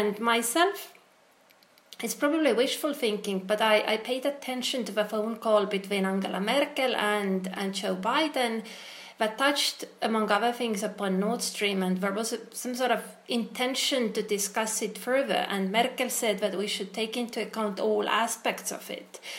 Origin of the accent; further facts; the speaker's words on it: Estonia; I come from Estonia